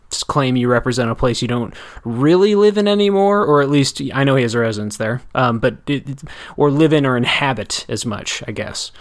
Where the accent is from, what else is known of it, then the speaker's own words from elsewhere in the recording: Janesville, Wisconsin, United States; It's my hometown